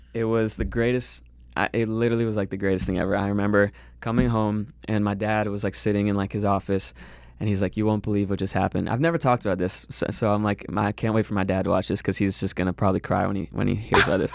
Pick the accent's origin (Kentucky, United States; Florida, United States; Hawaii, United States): Florida, United States; Fort Lauderdale; moved away as an adult; now in Los Angeles, United States; I grew up in Florida.